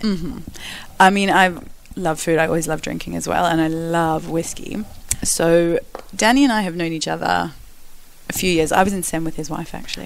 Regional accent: Perth, Western Australia, Australia; moved away as an adult; also born or lived in South Africa / Melbourne, Australia; now in London, United Kingdom; I grew up in Perth, Australia. Australia

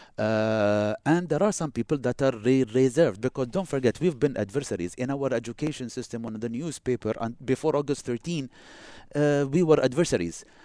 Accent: United Arab Emirates; also born or lived in Boston, United States

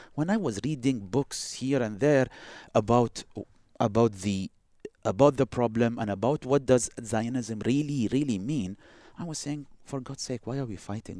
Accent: United Arab Emirates; also born or lived in Boston, United States / Texas, United States; we are next door

